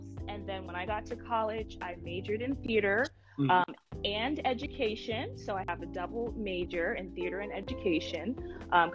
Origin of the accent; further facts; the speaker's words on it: New Jersey, United States; I'm from New York, New Jersey, born and raised in New Jersey, East Coast